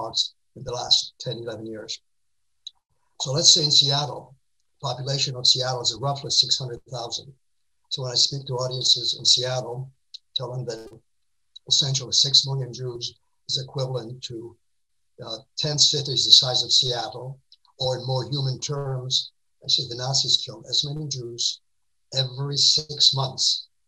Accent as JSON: {"language": "English", "town": "Warsaw", "region": "Masovian Voivodeship", "country": "Poland", "tie": "born or raised there", "moved": "yes", "said": "I was born in Warsaw in August 1938."}